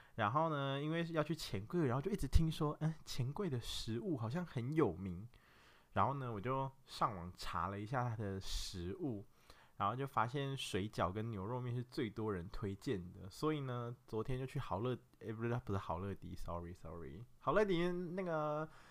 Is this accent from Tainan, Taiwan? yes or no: no; Nantou County, Taiwan; moved away; 我就是从南投来的一个真咖